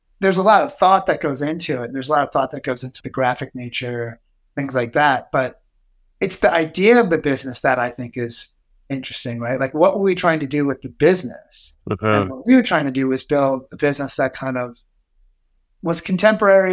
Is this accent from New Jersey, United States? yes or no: no; Long Island, New York, United States; growing up in Long Island, but having access to New York City